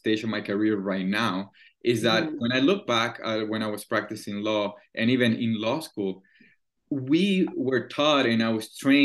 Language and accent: English; Caracas, Capital District, Venezuela; English is a second language; moved away as an adult; also born or lived in Vancouver, Canada; now in Montreal, Canada; I'm born and raised in Caracas, Venezuela.